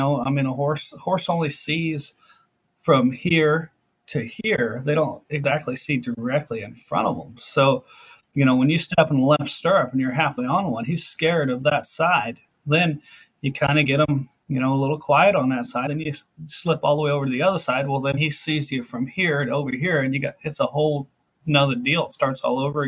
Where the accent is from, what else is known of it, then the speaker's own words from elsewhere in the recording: California, United States; I'm just a ranch race cowboy from out here in California